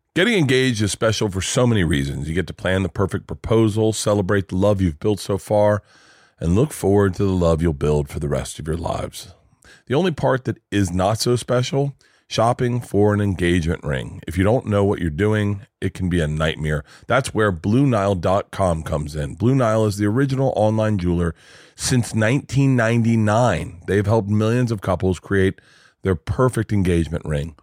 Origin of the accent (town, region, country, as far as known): Florida, United States; moved away; also born or lived in New York